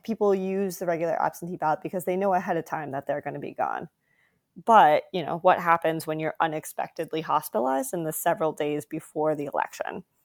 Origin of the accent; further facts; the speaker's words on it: South Dakota, United States; also born or lived in California; now in Rhode Island, United States; I was born in California and then moved to South Dakota when I was ten.